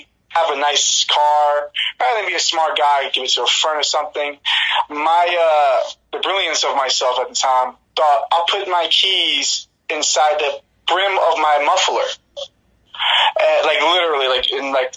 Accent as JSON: {"language": "English", "town": "Newark", "region": "New Jersey", "country": "United States", "tie": "born or raised there", "moved": "yes", "said": "I'm from Newark, New Jersey. We both kind of grew up in similar, like, you know, kind of areas and the projects"}